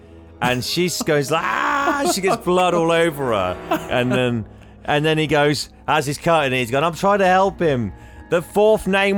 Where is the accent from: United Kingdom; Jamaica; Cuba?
United Kingdom; Reading, South East England; I was actually born in Reading